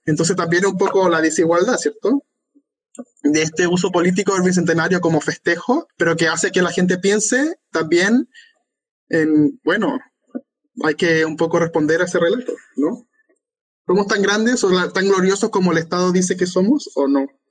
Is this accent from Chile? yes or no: yes; Chile; Soy chileno